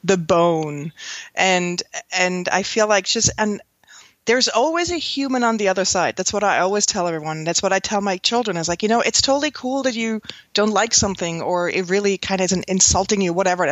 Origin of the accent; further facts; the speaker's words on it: Switzerland; moved away as an adult; now in New York, United States; I grew up in Switzerland on the Swiss countryside